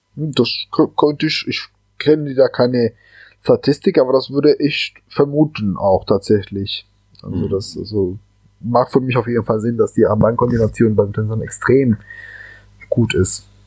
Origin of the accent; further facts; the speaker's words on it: Cali, Valle del Cauca, Colombia; now in Germany; ich bin halt gebürtiger Kolumbianer und äh, bin in Cali aufgewachsen.